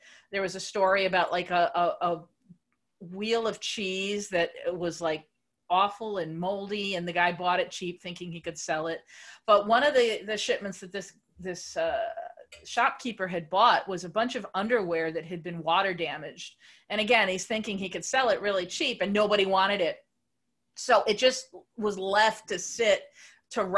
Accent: United States; as an American

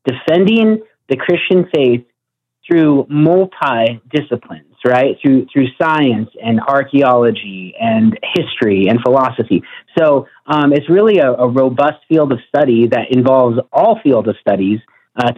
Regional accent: Northern Arizona, United States; I'm from Northern Arizona, which was founded by Mormons

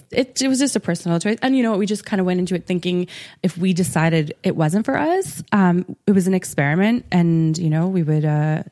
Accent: Saskatchewan, Canada; also born or lived in Ottawa / British Columbia; So I was born there and then we lived in British Columbia for a while. Oh, and then okay. I actually grew up in Saskatchewan, in small town Sask

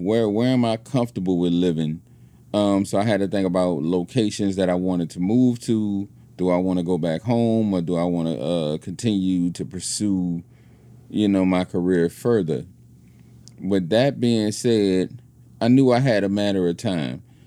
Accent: New Orleans, Louisiana, United States; moved away as an adult; I was from New Orleans

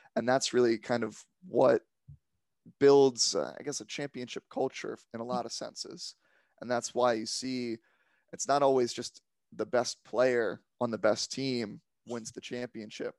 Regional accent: Silver Spring, Maryland, United States; I'm from just outside of D C in Silver Spring, Maryland area

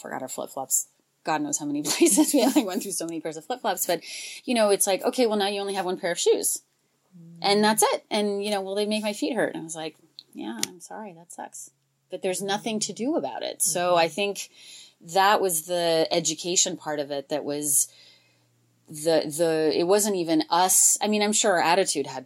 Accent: United States; we're from this country, but we have this other background too

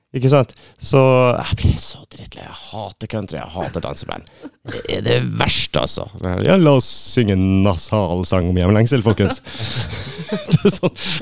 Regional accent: Lakselv, Troms og Finnmark, Norway; Du har jo midnattsrocken, som er der jeg er fra. I Lakselv

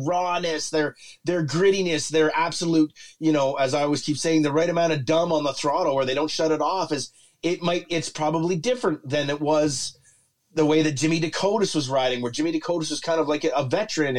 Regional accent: Canada; we're Canadian.

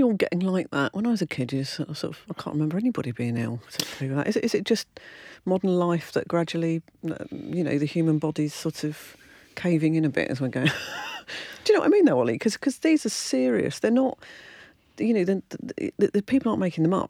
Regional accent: United Kingdom; I'm British

